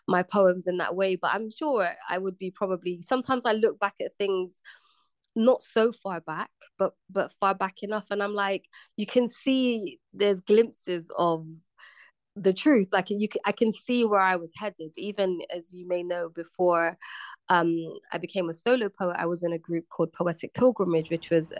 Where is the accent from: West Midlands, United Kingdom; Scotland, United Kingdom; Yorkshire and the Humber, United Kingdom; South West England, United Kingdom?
South West England, United Kingdom; Bristol; moved away as an adult; now in London, United Kingdom; I just left my hometown, Bristol. I'd moved to the big city, to London